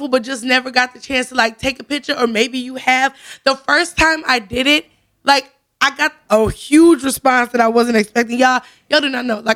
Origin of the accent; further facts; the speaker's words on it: Zion, Illinois, United States; I grew up in Zion